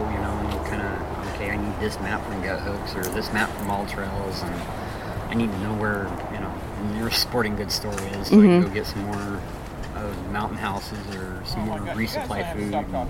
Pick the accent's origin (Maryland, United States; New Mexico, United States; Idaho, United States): New Mexico, United States; Carlsbad; moved away; also born or lived in Texas; So I'm originally from Carlsbad.